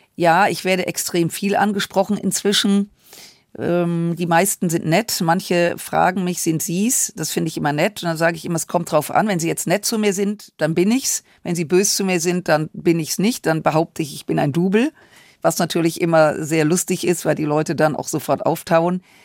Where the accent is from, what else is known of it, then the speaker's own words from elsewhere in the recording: Düsseldorf, North Rhine-Westphalia, Germany; ich bin im Rheinland groß geworden